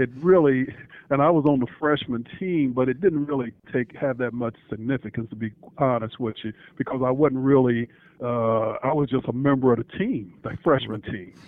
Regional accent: Indianapolis, Indiana, United States; also born or lived in Texas; I grew up here in Indianapolis

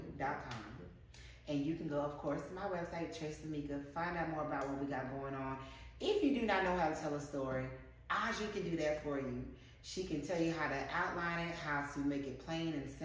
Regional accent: Texas, United States; we came from Texas

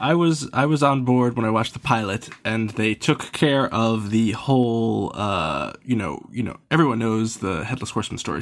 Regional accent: Tarrytown, New York, United States; I grew up very near Tarrytown, which is actually Sleepy Hollow

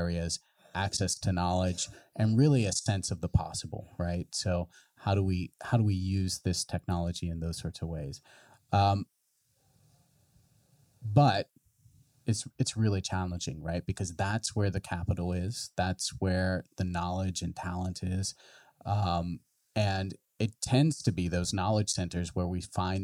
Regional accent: West Virginia, United States; moved away; I come from a rural background. I'm from West Virginia. So, I'm from, a very tiny little town on the Ohio River

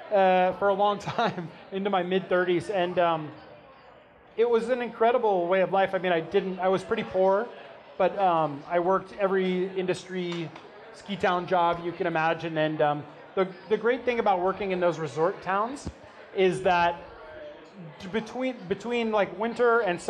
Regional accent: Colorado, United States; also born or lived in Telluride, Colorado; now in Ventura, United States; I'm originally actually from Colorado.

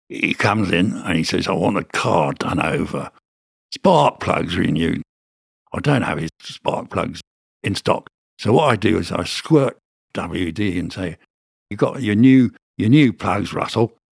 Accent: Birmingham, West Midlands, United Kingdom; I'm from Birmingham and I think it's terrific.

